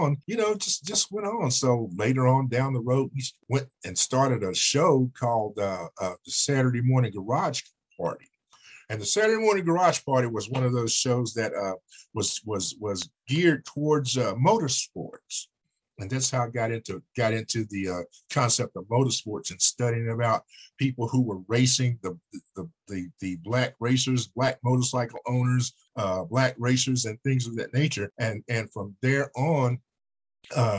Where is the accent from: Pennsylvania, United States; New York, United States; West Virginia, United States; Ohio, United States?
West Virginia, United States; Princeton; moved away as an adult; also born or lived in Atlanta, Georgia; I am originally from Princeton, West Virginia. And, you know, after I left Princeton, West Virginia, I went into the United States Air Force.